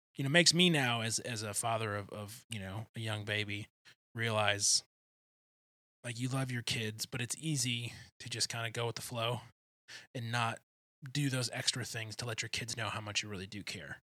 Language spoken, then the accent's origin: English; outside Detroit, Michigan, United States; I grew up right outside Detroit